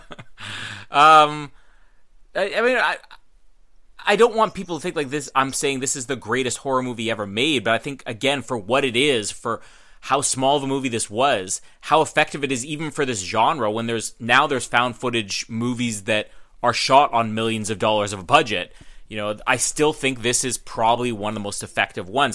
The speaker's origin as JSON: {"language": "English", "town": "Winnipeg", "region": "Manitoba", "country": "Canada", "said": "I'm from Winnipeg"}